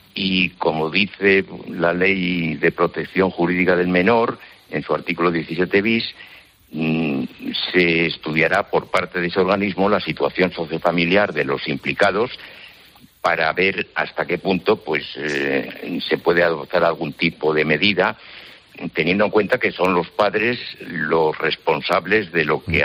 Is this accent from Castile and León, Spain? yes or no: yes; Zamora, Castile and León, Spain; es en mi ciudad natal, y recuerdo que en mi infancia y en mi adolescencia pues no ocurrían esas cosas en Zamora